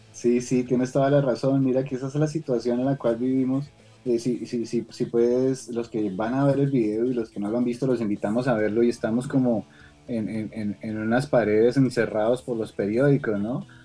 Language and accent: Spanish; Sogamoso, Boyacá, Colombia; nosotros somos boyacenses de Sogamoso, Boyacá